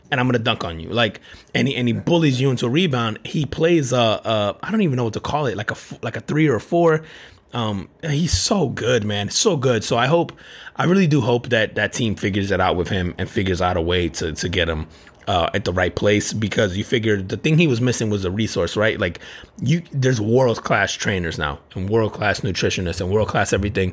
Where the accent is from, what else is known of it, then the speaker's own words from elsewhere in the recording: New Jersey, United States; now in Orlando, United States; I grew up in Jersey and then I live in Orlando